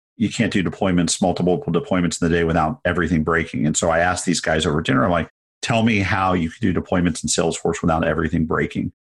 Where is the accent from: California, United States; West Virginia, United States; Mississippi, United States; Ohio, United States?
California, United States; San Francisco; growing up in San Francisco in the eighties